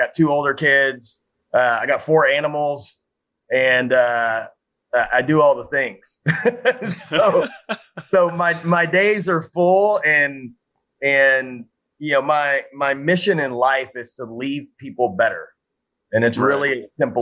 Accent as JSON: {"language": "English", "town": "Frisco", "region": "Texas", "country": "United States", "tie": "born or raised there", "said": "my hometown of Frisco, Texas"}